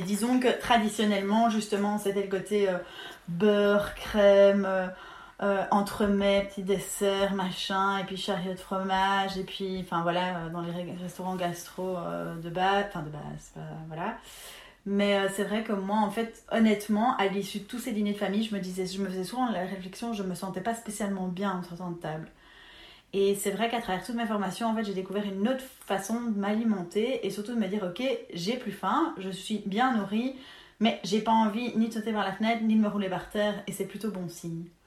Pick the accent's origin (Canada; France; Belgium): Belgium; on est belge